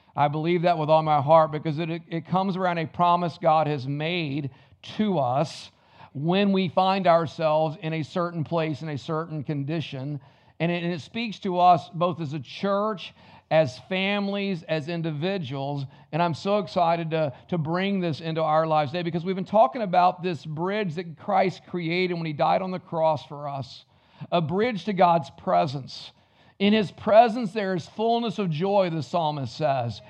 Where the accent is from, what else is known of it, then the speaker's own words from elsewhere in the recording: the South, United States; I was raised in the South